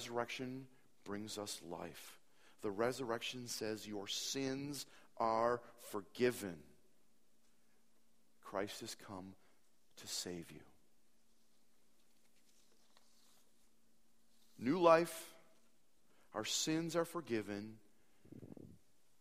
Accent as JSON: {"language": "English", "town": "Appleton", "region": "Wisconsin", "country": "United States", "tie": "born or raised there", "said": "Appleton, my hometown"}